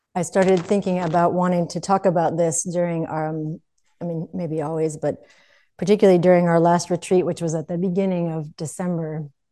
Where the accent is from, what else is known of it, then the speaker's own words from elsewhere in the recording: United States; growing up in the United States